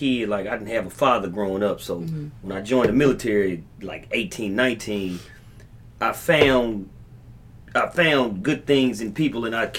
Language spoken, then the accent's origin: English; Arkansas, United States; moved away as an adult; now in Texas, United States; I moved to Texas. I was raised in Arkansas.